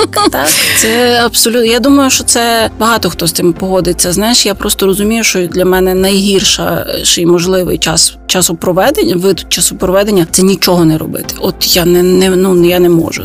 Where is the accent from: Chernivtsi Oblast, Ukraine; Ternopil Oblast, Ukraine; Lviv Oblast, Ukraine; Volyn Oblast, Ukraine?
Lviv Oblast, Ukraine; Lviv; я би була скоріше львів'янкою